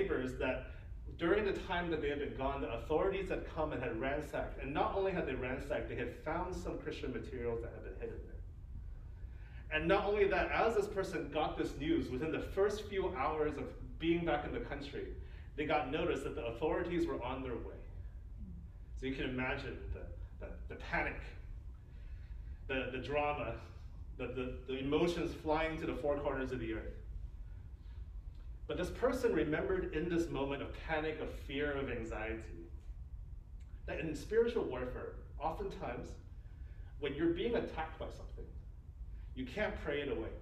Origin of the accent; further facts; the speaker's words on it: Cupertino, California, United States; also born or lived in Hong Kong / San Jose; I ended up living in Cupertino from, like, you know, kindergarten to 12th grade